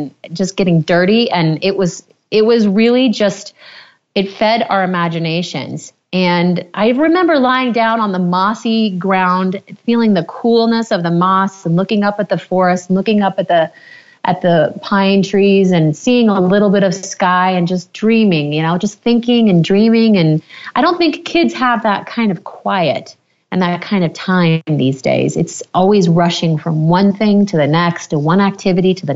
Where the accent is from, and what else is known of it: Maine, United States; born or raised there